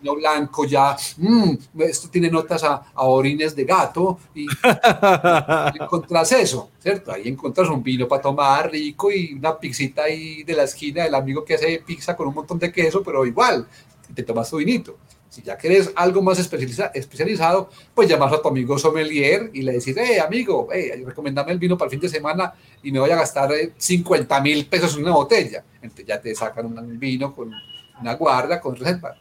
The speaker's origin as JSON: {"language": "Spanish", "country": "Colombia", "said": "nosotros de verdad colombianos"}